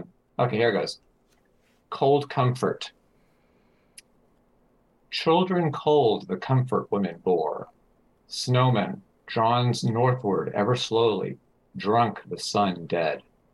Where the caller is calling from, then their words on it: Austin, Texas, United States; I'm in Austin, Texas.